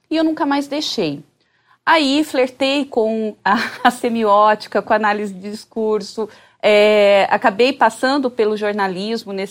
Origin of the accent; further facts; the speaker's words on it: Bauru, São Paulo, Brazil; Eu sou de Bauru, né? Então mudei naquele momento para Bauru.